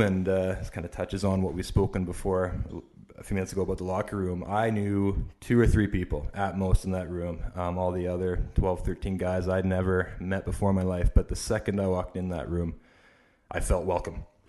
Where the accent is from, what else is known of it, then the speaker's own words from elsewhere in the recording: Canada; I grew up in Canada. I have, uh, you know, been born and raised here.